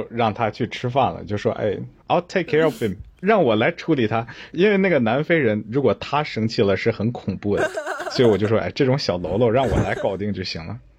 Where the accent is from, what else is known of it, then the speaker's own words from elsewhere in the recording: China; now in Australia; 我说我是中国来的，我是百分之百 made in China。